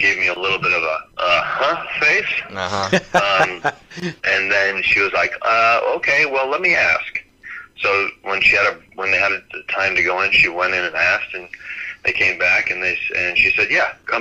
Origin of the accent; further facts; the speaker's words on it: California, United States; also born or lived in New York; I had better opportunities in California, and I was from California.